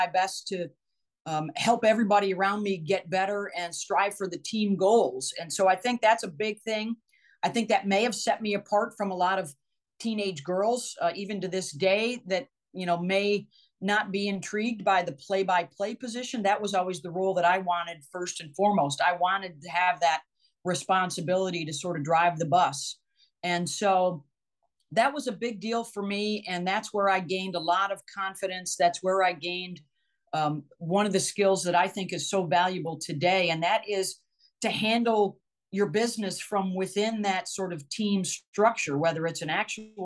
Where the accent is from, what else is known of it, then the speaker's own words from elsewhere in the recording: Syracuse, New York, United States; I grew up in Syracuse and always was a huge Syracuse fan